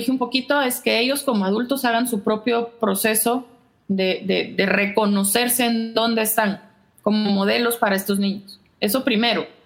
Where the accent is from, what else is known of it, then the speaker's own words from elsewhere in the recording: Guatemala; Y si ya de por sí eh, somos como somos los chapines